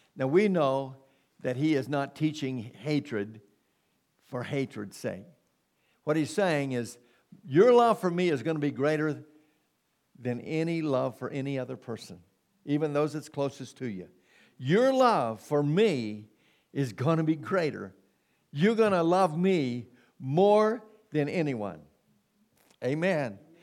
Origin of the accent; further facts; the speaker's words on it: United States; we've been born and bred in America